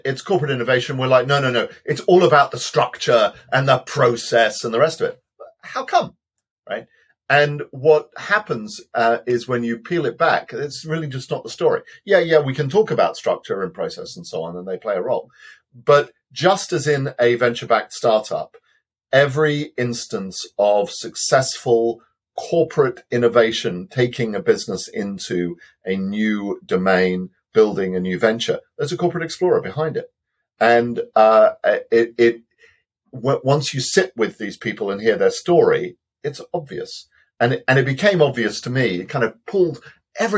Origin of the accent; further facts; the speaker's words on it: Wales, United Kingdom; I'm a Welshman